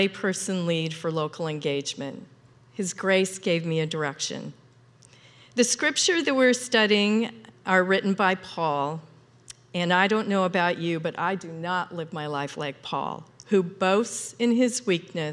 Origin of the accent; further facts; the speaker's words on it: Ritzville, Washington, United States; I grew up in Eastern Washington. It's a small, in Ritzville, small Eastern Washington town